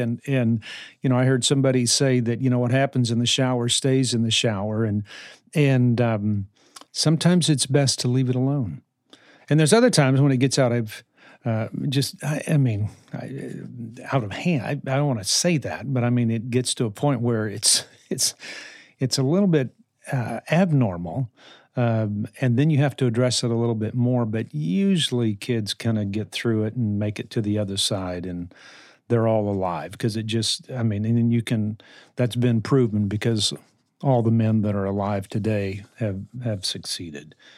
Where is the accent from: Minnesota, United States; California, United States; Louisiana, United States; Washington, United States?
Louisiana, United States; New Orleans; I was raised in New Orleans